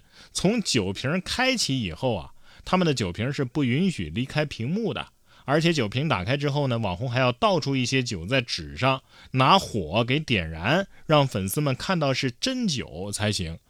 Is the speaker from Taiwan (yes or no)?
no; Guangdong, China; 果然，身为广东人，踩蟑螂得从小抓起啊